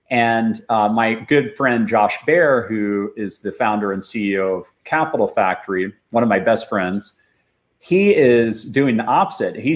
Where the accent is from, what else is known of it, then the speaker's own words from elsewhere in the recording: Austin, Texas, United States; up here in Austin, Texas, and I was programming since I was seven years old. So I grew up mostly behind a computer